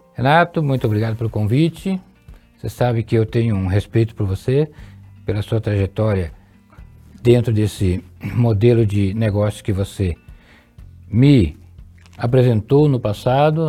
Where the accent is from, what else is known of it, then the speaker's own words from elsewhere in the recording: Londrina region, Paraná, Brazil; also born or lived in Santa Fé, Paraná; Eu sou natural de Santa Fé, no Paraná, uma região próxima a Maringá. Ali. Mas consta nos autos que dois meses após o meu nascimento, a minha família se mudou dessa cidade e fomos para a região de Londrina